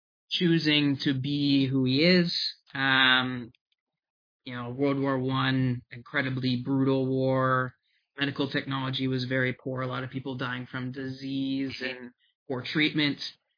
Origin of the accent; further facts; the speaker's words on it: United Kingdom; born there; I was born in the United Kingdom.